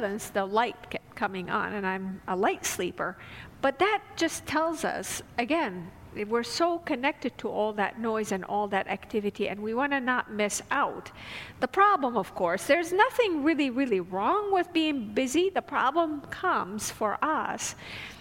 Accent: Damascus, Damascus Governorate, Syria; moved away; I grew up in Damascus, Syria, so it was a city of about 5 million people.

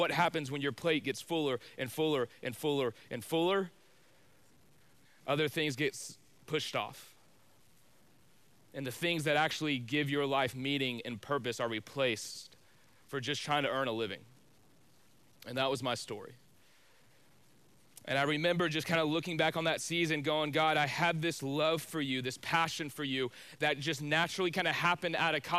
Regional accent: Spring, Texas, United States; I grew up in Spring, Texas, which is just north of Houston.

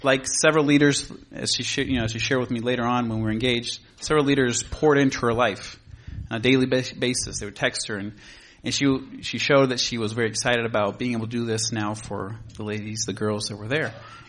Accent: Uruguay; also born or lived in Lobos, Argentina; Buenos Aires, Argentina, in a little town called Lobos, which that's where we're going, Lord willing. And I grew up in Uruguay, the smaller country here.

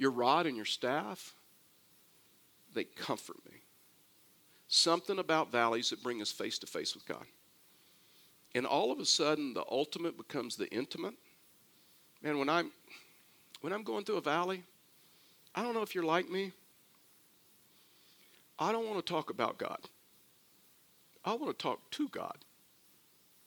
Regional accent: Texas, United States; I'm from Texas

